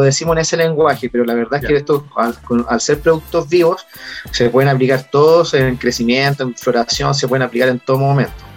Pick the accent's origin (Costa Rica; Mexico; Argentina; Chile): Chile; Valparaíso; Yo siempre he sido de la quinta región